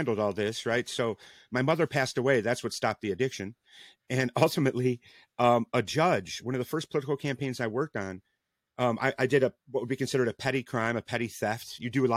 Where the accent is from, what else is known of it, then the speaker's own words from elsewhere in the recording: Rockford, Illinois, United States; moved away; I'm originally from Rockford, Illinois, not too far away from Chicago